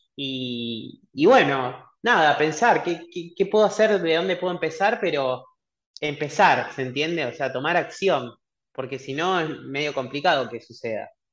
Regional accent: Cañada de Gómez, Santa Fe, Argentina; moved away as an adult; also born or lived in Rosario; now in Buenos Aires, Argentina; soy de Rosario, viví mucho tiempo en una ciudad muy chiquita que está ahí a una hora, que se llama Tania de Gómez. A los 18 años me vine a Buenos Aires

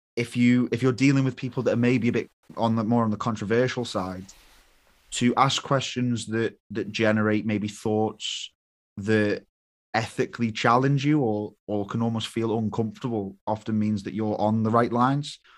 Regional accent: United Kingdom; I was British

